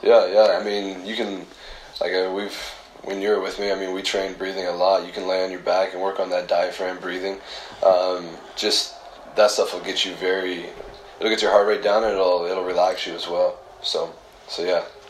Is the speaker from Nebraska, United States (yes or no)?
yes; Alliance, Nebraska, United States; I grew up in Alliance, uh, Nebraska.